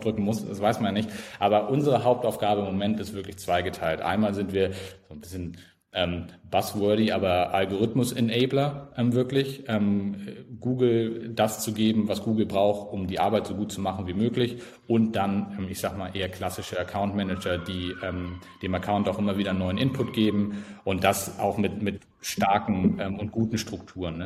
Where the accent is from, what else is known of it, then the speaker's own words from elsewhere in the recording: Flensburg, Schleswig-Holstein, Germany; Norddeutschland, ganz oben. Äh, Teil von Deutschland, jeder weiß das natürlich. Ähm, genau, aus Flensburg